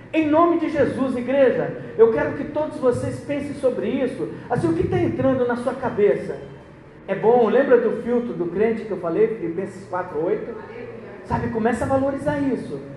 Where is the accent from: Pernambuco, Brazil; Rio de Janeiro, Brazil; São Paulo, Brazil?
Pernambuco, Brazil; Eu sou pernambucano, então, meu, meu pai é pernambucano